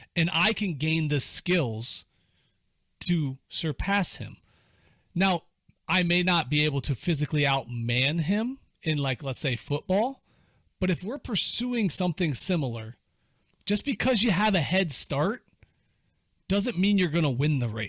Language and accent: English; Cuyahoga Falls, Ohio, United States; I was growing up in Cuyahoga Falls